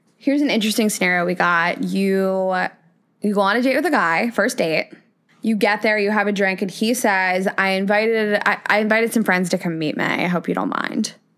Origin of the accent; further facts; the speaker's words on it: Midwest, United States; now in New York, United States; I grew up in the Midwest